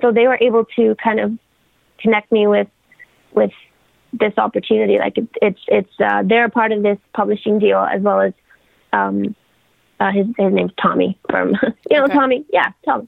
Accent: Bulgaria; also born or lived in United Kingdom; now in Canada; I am from, like, I grew up in Bulgaria. Okay. And then in the UK

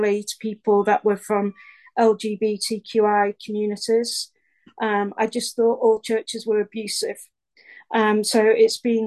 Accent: Stockport, North West England, United Kingdom; I'm from Stockport, which is South Manchester in England.

